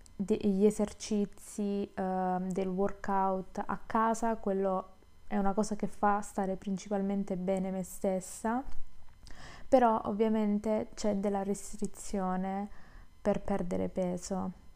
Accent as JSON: {"language": "Italian", "region": "Southern Italy", "country": "Italy", "moved": "yes", "said": "che torno giù, quindi sono terrona"}